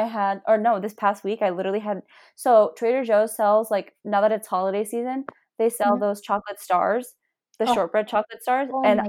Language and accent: English; India; Well, we're Indian. We eat lentils.